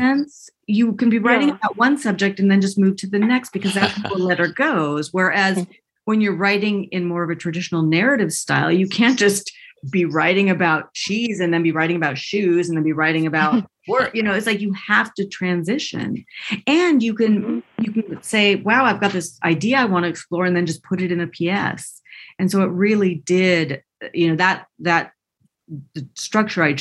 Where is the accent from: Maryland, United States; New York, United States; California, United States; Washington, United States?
Washington, United States; Seattle; I was raised in Washington and the Seattle area